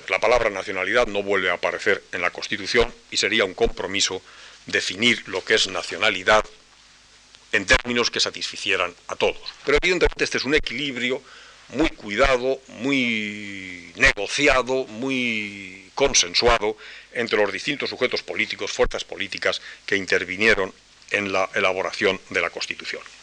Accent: Spain; yo me siento español y me considero español

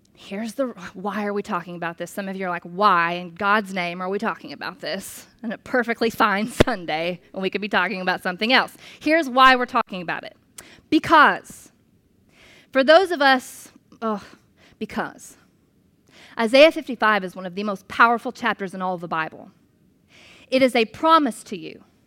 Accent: United States; as an American

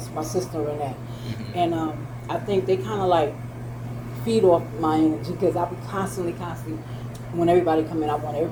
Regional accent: New York, United States; moved away; I worked in the food industry back in New York because I'm from New York

